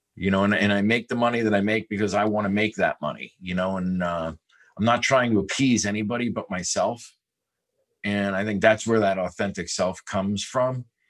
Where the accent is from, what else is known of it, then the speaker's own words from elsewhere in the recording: New York, United States; also born or lived in South Bay, California; now in California, United States; I am not from California. I'm actually from New York. Uh, and every kid grows up in New York dreaming of one thing